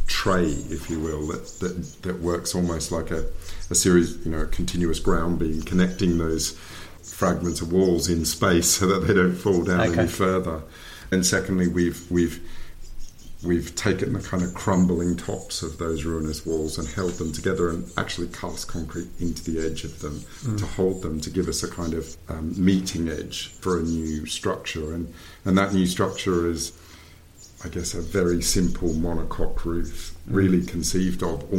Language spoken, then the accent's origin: English; Canberra, Australian Capital Territory, Australia; I grew up in Canberra in Australia